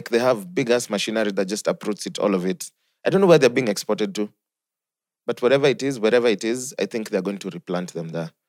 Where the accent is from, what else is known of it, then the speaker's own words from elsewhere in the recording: Kenya; I'm from Kenya.